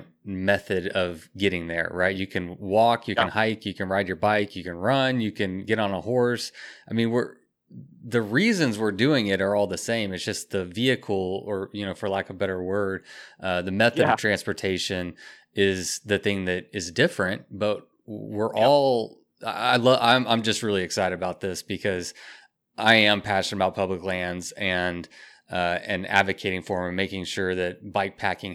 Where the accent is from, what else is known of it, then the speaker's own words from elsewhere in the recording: United States; we grew up in America